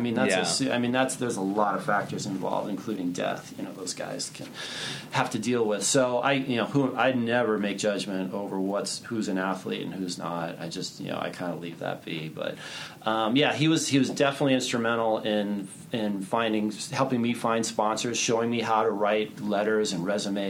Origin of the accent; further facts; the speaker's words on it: New York, United States; born there; One of the reasons why I was born in New York.